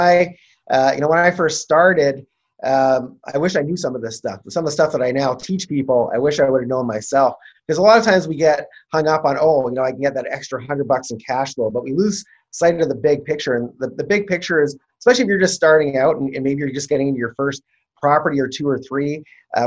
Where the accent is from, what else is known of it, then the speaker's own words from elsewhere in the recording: Canada; I'm Canadian